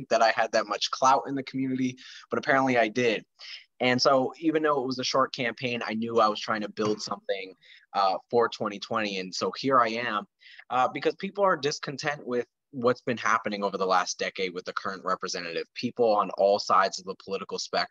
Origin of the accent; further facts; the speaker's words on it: Lehigh Valley, Pennsylvania, United States; I was born and raised in the Lehigh Valley where my district is.